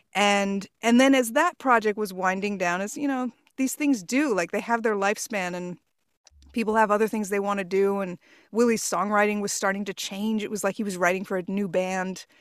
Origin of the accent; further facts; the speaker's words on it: Port Washington, New York, United States; also born or lived in Queens, New York / Chicago; we moved to Port Washington when I was five years old, and that's where I, you know, finished high school and everything else